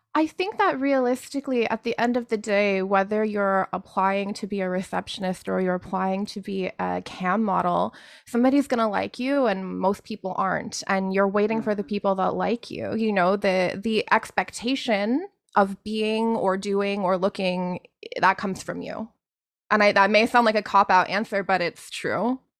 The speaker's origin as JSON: {"language": "English", "country": "Canada", "tie": "born or raised there", "said": "I was born in Canada"}